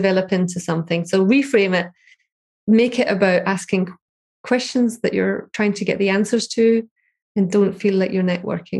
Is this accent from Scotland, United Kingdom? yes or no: yes; Scotland, United Kingdom; So I'm Scottish, I'm a mechanical engineer, I want to be a data scientist.